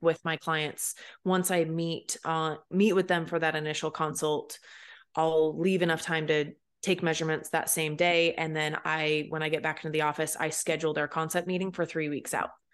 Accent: Pacific Northwest, United States; when I lived over here as you know a teenager and as a young child

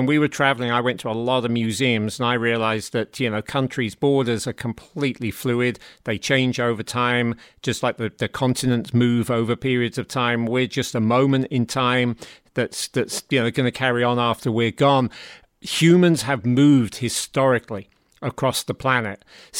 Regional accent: England, United Kingdom; I said England. They said, "Do you like football?" And I responded, "I'm English."

